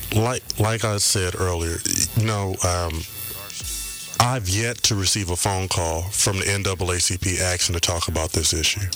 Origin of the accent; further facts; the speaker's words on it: Compton, California, United States; I am a product of Compton. I was raised in Compton.